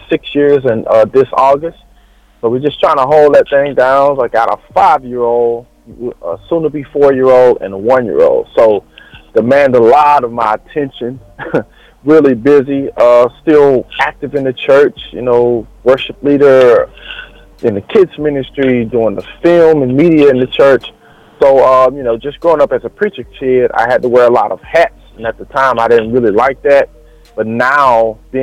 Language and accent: English; Silsbee, Texas, United States; born and raised in Texas, man, small town Texas called Silsbee, Texas.